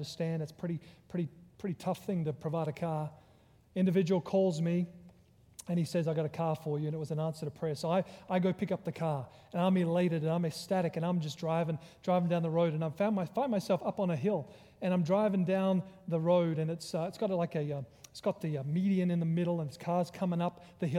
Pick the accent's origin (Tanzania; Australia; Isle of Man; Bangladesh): Australia; also born or lived in Virginia; now in United States; I'm originally from Australia, because he recognized my accent